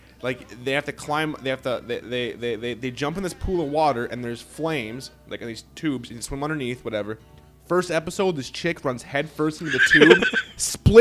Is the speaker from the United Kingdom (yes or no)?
no; United States; I am American